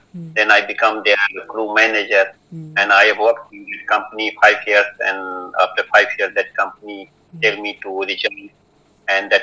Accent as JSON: {"language": "English", "country": "India", "moved": "as an adult", "lives_now": "Ukraine", "said": "I came from India in 1992 to pursue a degree in Polytechnic University in software."}